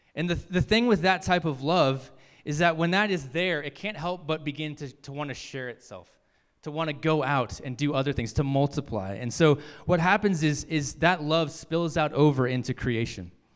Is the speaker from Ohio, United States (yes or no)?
no; Virginia, United States; moved away as an adult; I grew up in Virginia.